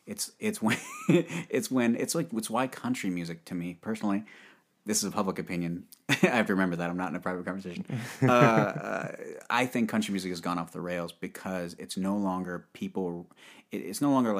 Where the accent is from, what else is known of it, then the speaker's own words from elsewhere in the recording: New Port Richey, Florida, United States; moved away as an adult; now in Nashville, United States; I'm from just north of Tampa